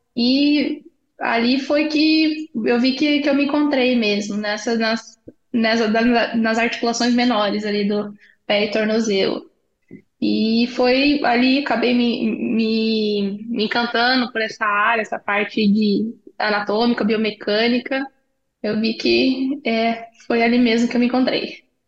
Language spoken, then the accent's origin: Portuguese; Paraná, Brazil; also born or lived in Itajaí / Londrina / Taubaté / Chicago; Eu sou paranaense